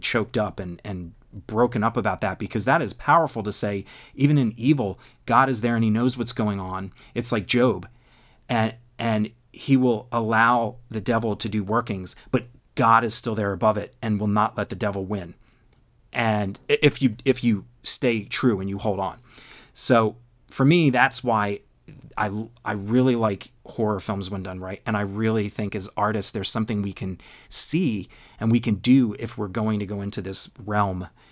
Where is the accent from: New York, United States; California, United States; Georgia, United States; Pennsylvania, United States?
Pennsylvania, United States; Philadelphia; also born or lived in Virginia; I was born and raised in the Philado-, Philadelphia area